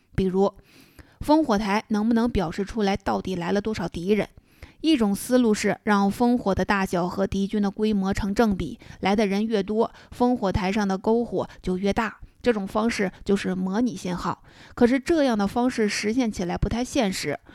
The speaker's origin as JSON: {"language": "Chinese", "country": "China", "said": "勾股定理是我们中国人的称呼"}